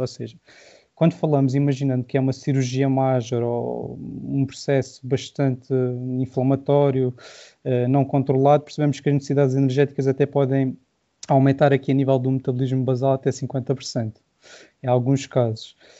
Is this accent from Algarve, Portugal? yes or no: yes; Silves, Algarve, Portugal; sou do Algarve, sou de Silves, vocês vão reparar possivelmente pelo sotaque mais marcado.